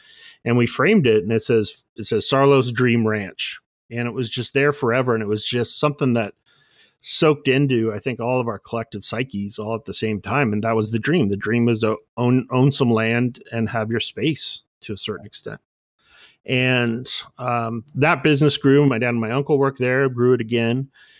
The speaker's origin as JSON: {"language": "English", "town": "Bellflower", "region": "California", "country": "United States", "tie": "born or raised there", "said": "Bellflower, California."}